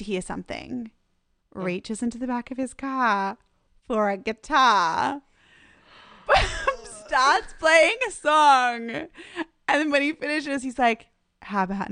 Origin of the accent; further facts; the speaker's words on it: Malaysia; now in Los Angeles, United States; I grew up in Malaysia